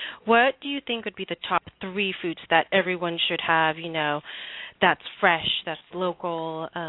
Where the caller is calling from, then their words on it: San Diego, California, United States; I'm calling from San Diego.